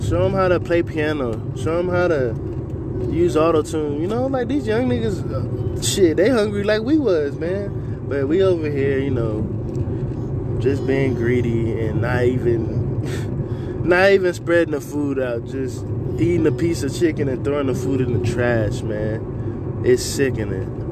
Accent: San Antonio, Texas, United States; I'm from San Antonio, Texas

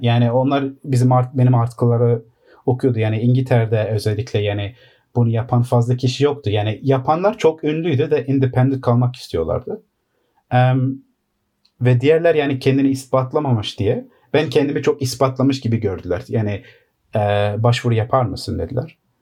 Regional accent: London, United Kingdom; Londra'da doğma büyüme.

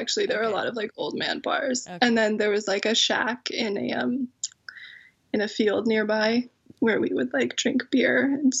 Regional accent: British Columbia, Canada; also born or lived in Edinburgh, United Kingdom; On Vancouver Island.

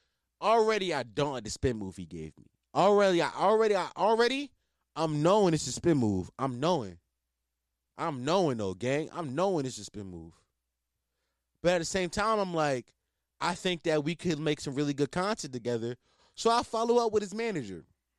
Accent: Philadelphia, Pennsylvania, United States; We from the same city, gang. I'm from Philly, you from Philly.

